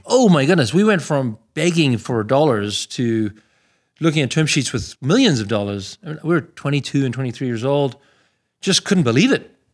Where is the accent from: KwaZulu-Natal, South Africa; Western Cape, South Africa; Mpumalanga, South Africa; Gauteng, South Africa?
Gauteng, South Africa; Pretoria; born or raised there; moved away as an adult; also born or lived in Canada; now in United States